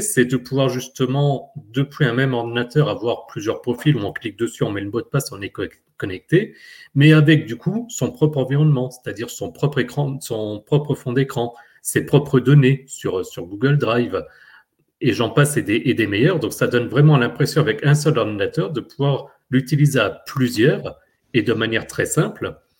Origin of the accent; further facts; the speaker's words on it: France; chez nous en France